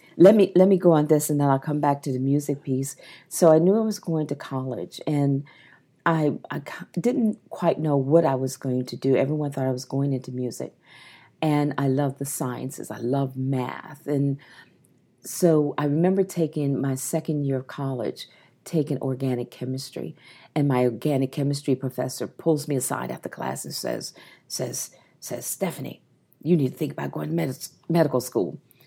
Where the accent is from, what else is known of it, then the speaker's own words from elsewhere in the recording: Maryland, United States; I remember I'm from the Eastern Shore of Maryland